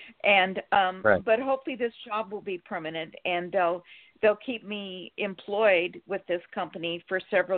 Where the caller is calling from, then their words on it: Sacramento, California, United States; Hi, Reverend. Thank you. … from Sacramento, California.